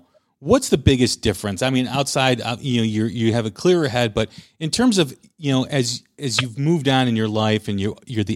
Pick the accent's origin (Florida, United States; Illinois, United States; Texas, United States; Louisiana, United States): Illinois, United States; Chicago; I grew up in Chicago.